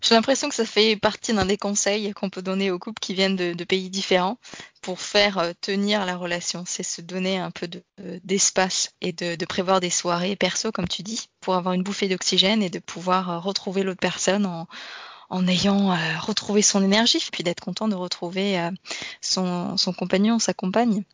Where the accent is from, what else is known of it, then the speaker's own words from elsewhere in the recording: France; also born or lived in Denmark / England; now in Australia; je suis française